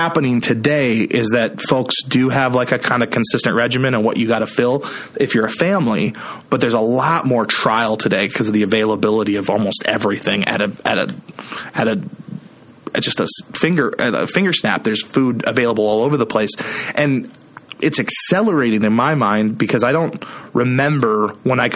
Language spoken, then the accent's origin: English; Iowa, United States; I'm from Iowa.